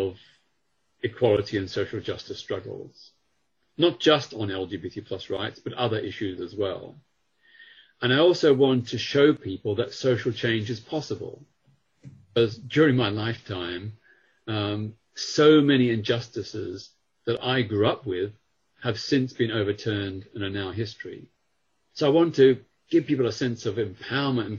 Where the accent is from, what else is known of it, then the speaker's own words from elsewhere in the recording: Australia; now in United Kingdom; I grew up in Australia